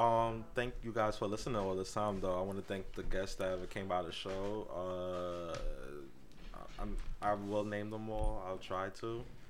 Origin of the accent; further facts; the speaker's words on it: Queens, New York, United States; We come from Queens.